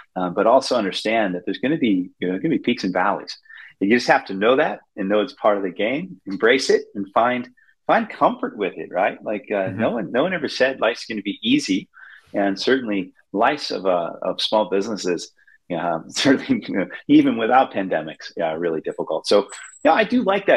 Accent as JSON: {"language": "English", "town": "Goderich", "region": "Ontario", "country": "Canada", "tie": "born or raised there", "said": "I grew up in Canada in a very small town on the, you know, I have to say, the banks of the mighty Maitland River in a town called Goderich, Ontario."}